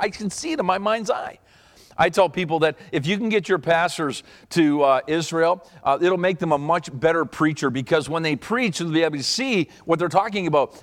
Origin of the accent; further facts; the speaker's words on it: Canada; I'm from Canada